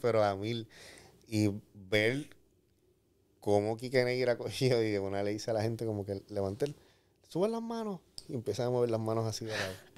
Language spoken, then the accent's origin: Spanish; San Juan, Puerto Rico; pues de San Juan, de Cupey